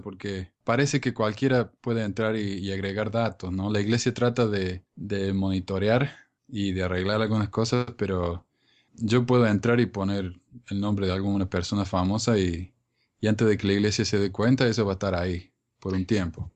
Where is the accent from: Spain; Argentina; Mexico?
Argentina; en mi país, en Argentina